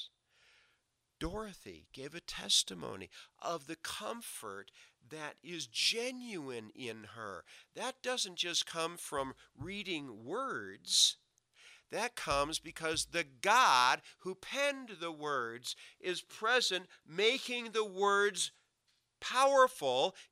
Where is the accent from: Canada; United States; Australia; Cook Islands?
United States; Rochester, New York; moved away; I grew up did half my growing up in Rochester, New York. We lived in a suburb of Rochester called Arundequoit.